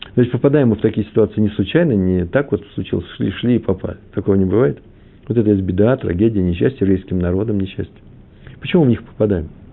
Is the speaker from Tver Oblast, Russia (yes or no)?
no; Moscow, Russia; moved away; also born or lived in Kyiv, Ukraine; я москвич. Я и киевлянин тоже